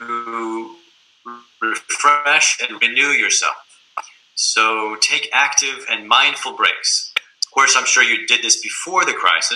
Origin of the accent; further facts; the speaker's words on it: United States; moved away as an adult; now in Munich, Germany; I'm American, but I live here in Munich, Germany